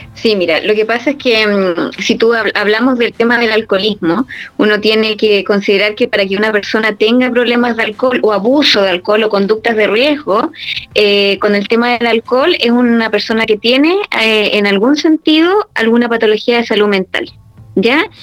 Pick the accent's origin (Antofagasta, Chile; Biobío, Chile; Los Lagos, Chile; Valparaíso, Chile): Los Lagos, Chile; Puerto Montt; now in Santiago, Chile; yo soy de Puerto Montt